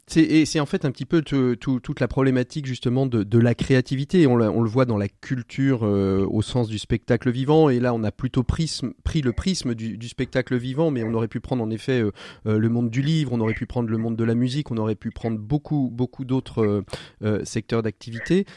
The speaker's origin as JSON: {"language": "French", "town": "Angers", "region": "Pays de la Loire", "country": "France", "tie": "born or raised there", "said": "je suis originaire à Ville d'Angers, je la connais un petit peu"}